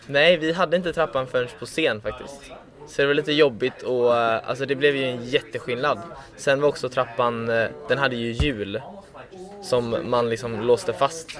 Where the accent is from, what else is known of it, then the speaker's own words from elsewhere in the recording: Gothenburg, Västra Götaland, Sweden; moved away; also born or lived in Stockholm; jag kommer ju från Göteborg